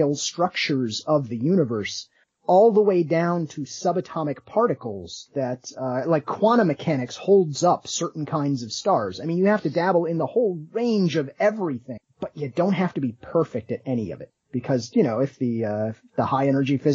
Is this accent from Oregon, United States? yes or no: no; South Bend, Indiana, United States; growing up in South Bend, as you go through the public school system